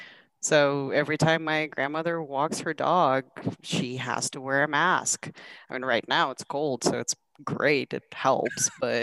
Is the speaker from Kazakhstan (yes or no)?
yes; Kazakhstan; born or raised there; English is a second language; now in United States